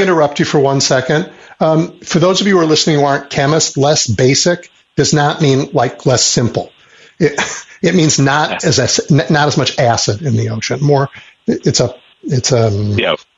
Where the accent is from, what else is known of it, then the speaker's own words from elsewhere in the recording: Chicago, Illinois, United States; as a Chicagoan